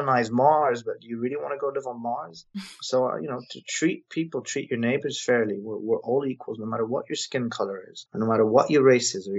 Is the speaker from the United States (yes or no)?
no; Lebanon; also born or lived in England; now in London, United Kingdom; I'm a white Anglo-Saxon English Lebanese, but I come from Lebanon.